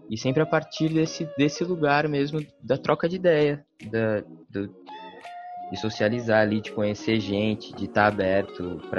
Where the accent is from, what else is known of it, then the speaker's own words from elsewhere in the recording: Santo André, São Paulo, Brazil; Morei no ABC, nasci, né, em Santo André. E sou do ABC, assim, né vivi lá, infância, adolescência.